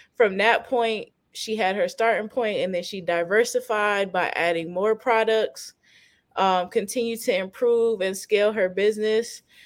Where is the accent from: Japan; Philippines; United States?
United States; Fayetteville, North Carolina; I'm from I'm from Fayetteville.